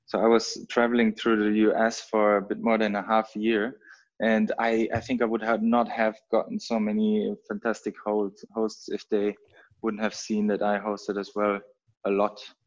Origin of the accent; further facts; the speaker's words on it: North Rhine-Westphalia, Germany; English is a second language; now in Berlin, Germany; I'm born and raised in Germany, actually very close to the Dutch border, in North Rhine-Westphalia, very small town.